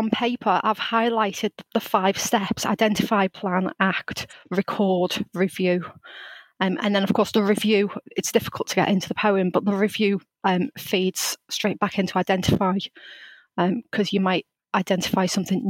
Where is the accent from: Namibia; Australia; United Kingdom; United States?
United Kingdom; Liverpool, North West England; introduce myself as a Scouser.